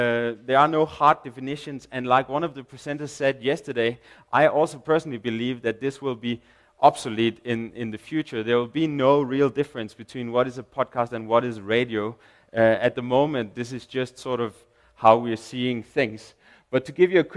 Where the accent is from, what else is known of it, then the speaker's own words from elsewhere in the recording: Denmark; English is a second language; now in South Africa; I'm from Denmark.